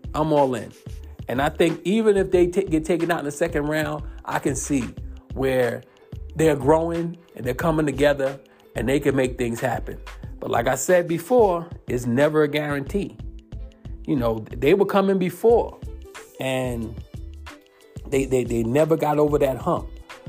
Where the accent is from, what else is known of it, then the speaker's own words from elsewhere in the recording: New York, United States; moved away; also born or lived in Georgia; I'm from New York.